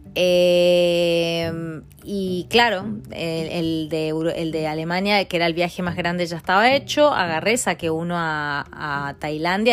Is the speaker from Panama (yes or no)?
no; Argentina; moved away as an adult; also born or lived in Mendoza / Milan, Italy; now in England, United Kingdom; cuando me fui de Argentina